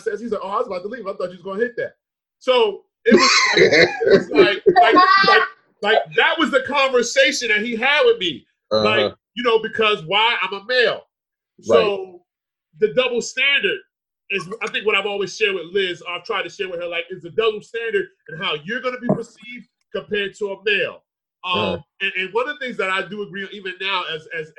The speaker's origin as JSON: {"language": "English", "town": "Edison", "region": "New Jersey", "country": "United States", "tie": "born or raised there", "said": "we grew up in Edison"}